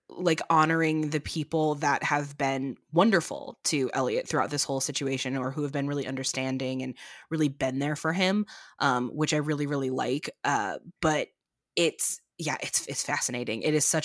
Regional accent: Chicago, Illinois, United States; I'm from Chicago originally, so The Bear hits a very big sweet spot for me

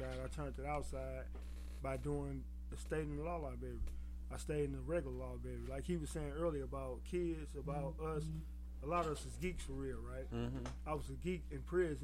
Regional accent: St. Louis, Missouri, United States; I grew up in poverty in St. Louis City

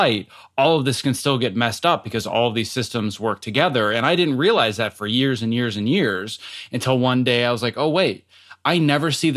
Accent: Wisconsin, United States; moved away; I came from Wisconsin originally

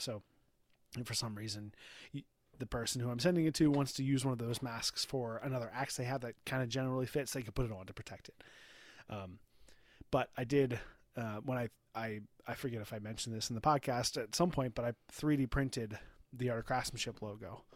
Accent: United States; as an American

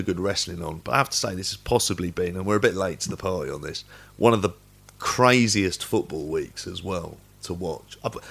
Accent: London, United Kingdom; I'm from North London, but actually born in Tottenham.

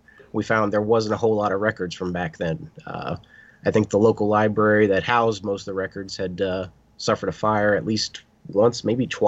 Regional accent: West Lafayette, United States; I'm from West Lafayette.

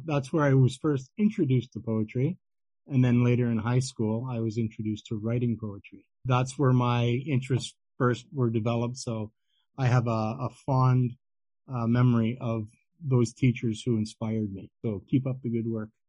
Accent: Ottawa, Ontario, Canada; in my hometown of Ottawa, Ontario, Canada

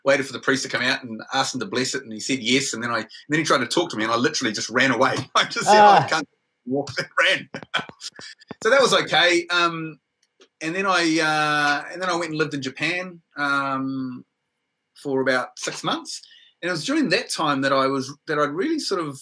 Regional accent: Whangarei, Northland, New Zealand; moved away as an adult; also born or lived in Waikato; When I was in secondary school up in Whangarei, I'm originally from Whangarei in New Zealand, I went to secondary school there

